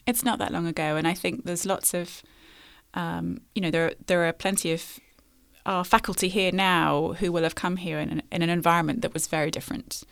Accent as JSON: {"language": "English", "region": "London", "country": "United Kingdom", "tie": "born or raised there", "said": "I grew up in London"}